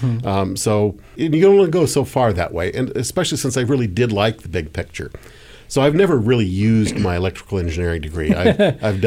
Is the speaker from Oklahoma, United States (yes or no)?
no; Davis, California, United States; also born or lived in Bakersfield, California; I grew up in Davis, California, outside Sacramento